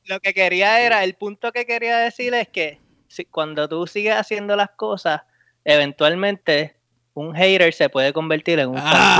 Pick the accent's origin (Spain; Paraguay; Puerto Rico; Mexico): Puerto Rico; Bayamón; yo me crié en Lo Más Verde